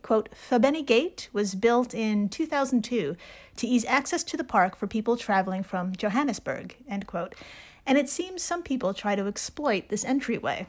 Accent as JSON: {"language": "English", "region": "New York", "country": "United States", "said": "as a New Yorker"}